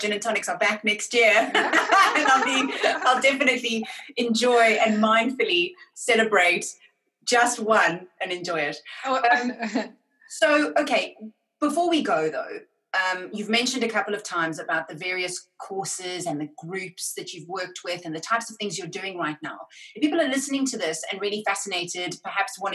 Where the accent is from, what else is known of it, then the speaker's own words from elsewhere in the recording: South Africa; growing up in South Africa